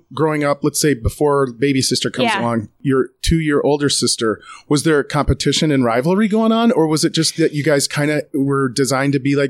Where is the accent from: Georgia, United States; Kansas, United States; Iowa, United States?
Iowa, United States; Small town. Yeah. I grew up in Iowa.